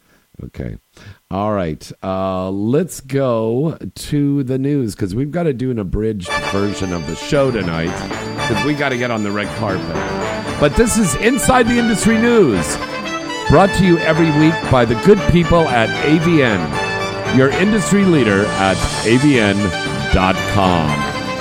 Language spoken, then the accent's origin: English; Bay Area, California, United States; we're both from the Bay Area.